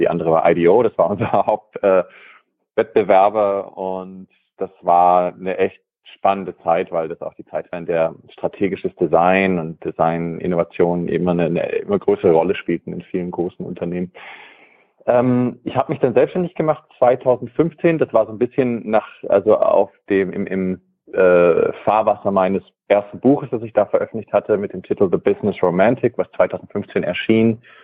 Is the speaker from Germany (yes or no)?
yes; Germany; moved away as an adult; also born or lived in California, United States; Also ich bin in Deutschland aufgewachsen, habe äh, also auch Wabenland aufgewachsen